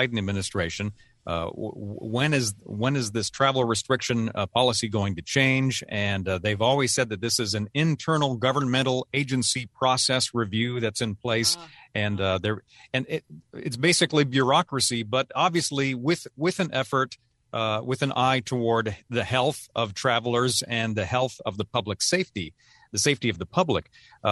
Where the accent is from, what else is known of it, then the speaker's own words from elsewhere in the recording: Seattle, Washington, United States; moved away; my hometown, growing up hometown